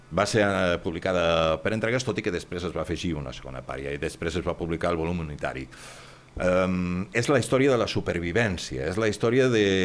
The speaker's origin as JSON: {"language": "Catalan", "region": "Catalonia", "country": "Spain", "said": "som catalans"}